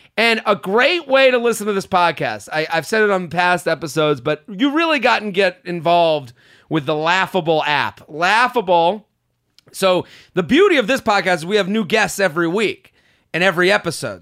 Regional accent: Boston, Massachusetts, United States; moved away; I'm coming to Boston. I would love to see some happy faces in Boston. So that is my hometown.

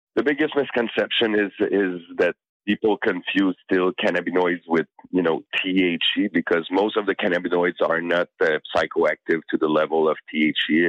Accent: Canada; I'm Canadian

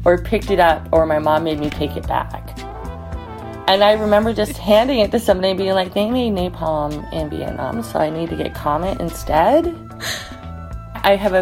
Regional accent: Utah, United States; also born or lived in Denali National Park, Alaska; now in Alaska, United States; I currently live in Denali National Park, Alaska, but I'm originally from Utah.

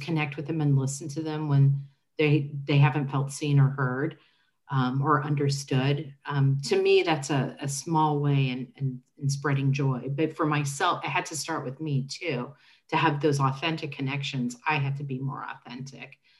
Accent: Indianapolis, Indiana, United States; I am a lifelong resident of Indianapolis. I grew up in Marion County

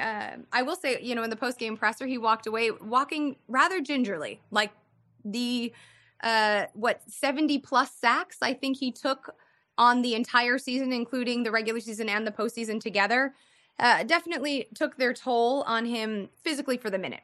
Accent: Midwest, United States; now in Los Angeles, United States; I'm from the Midwest

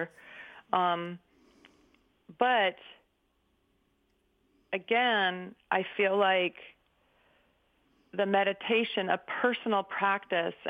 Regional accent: Berkeley, California, United States; I grew up in 1962 in Berkeley

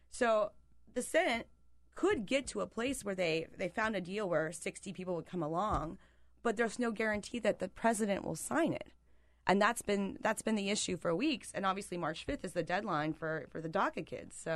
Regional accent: Pennsylvania, United States; moved away; I am from Pennsylvania

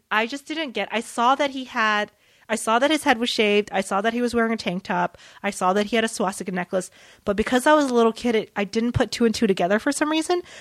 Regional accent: the South, United States; experienced growing up in the South.

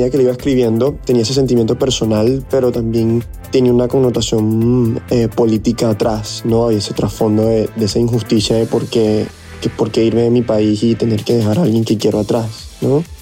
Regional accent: Venezuela; also born or lived in Saint Vincent and the Grenadines / Namibia; Viví en San Vicente de las Granadinas cuatro años y después viví seis años en Namibia, país al sur de África. Y así fue que me crié. Después, cuando, después a los 10 años, fue que, fue que fui a, a Venezuela y ahí pasé 17 años de mi vida.

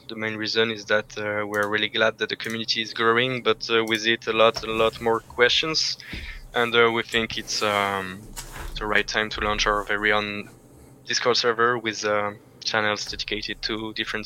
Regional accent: Valence, Auvergne-Rhône-Alpes, France; now in Paris, France; I'm from a small city called Valence, which is in between Lyon and Marseille.

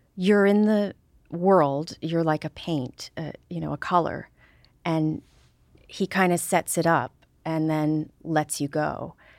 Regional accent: Deep River, Connecticut, United States; I'm from Deep River, Connecticut

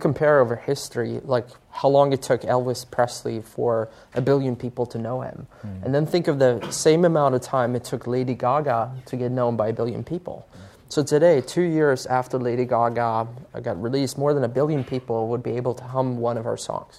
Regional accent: Sweden; English is a second language; what most people don't know about Spotify is that we actually started in Sweden, my home country.

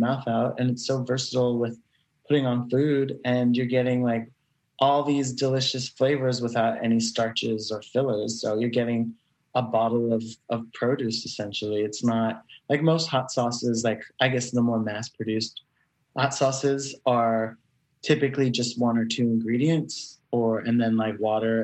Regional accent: New York, United States; as a New Yorker

